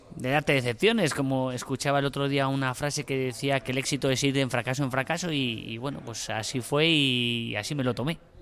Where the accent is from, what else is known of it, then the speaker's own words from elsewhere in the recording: Burgos, Castile and León, Spain; yo soy de Burgos